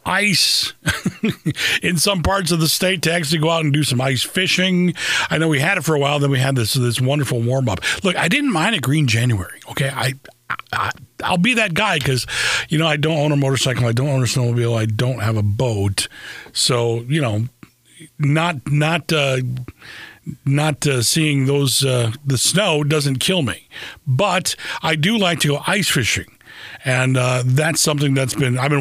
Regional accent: Lansing, Michigan, United States; this is my hometown

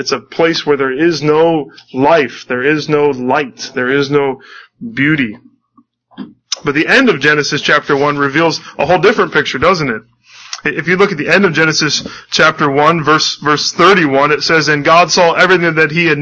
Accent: United States; I am an American citizen

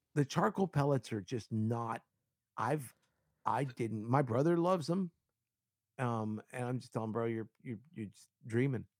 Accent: Miami, Florida, United States; I grew up in Miami

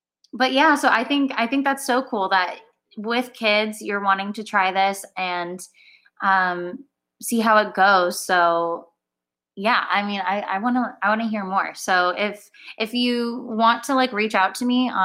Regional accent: Orange County, California, United States; moved away as an adult; now in Los Angeles, United States; I am from Orange County, born and raised. Lived there my whole life

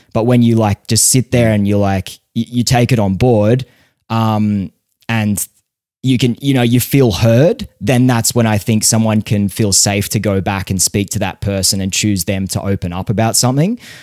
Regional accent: Australia; growing up in Australia

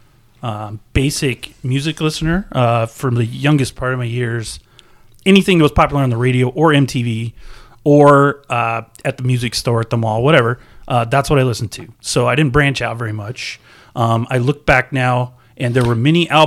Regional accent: Oregon, United States; Where we grew up in Oregon

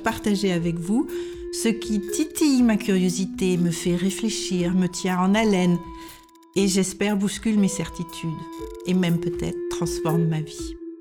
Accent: France; moved away as an adult; now in Denmark

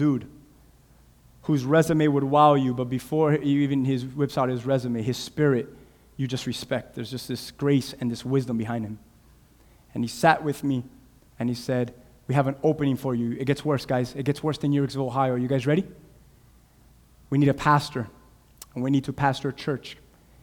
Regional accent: Cuba; English is a second language; now in United States; Cuba, I'm from Cuba

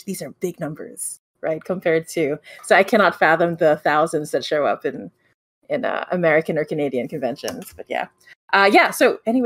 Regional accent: Philippines; I'm from the Philippines

